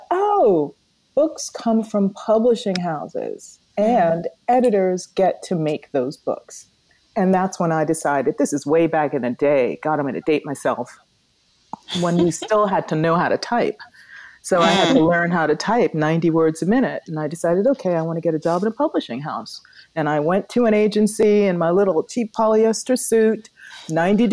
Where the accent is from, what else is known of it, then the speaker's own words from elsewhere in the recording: Jamaica; now in United States; we were thinking about getting out of Jamaica, quite honestly. So we left Jamaica and came here to the U.S.